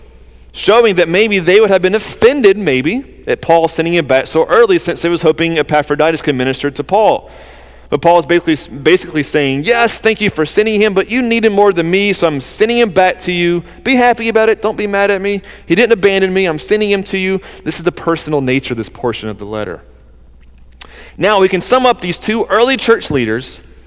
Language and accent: English; the South, United States; accent: southern; That's my southern accent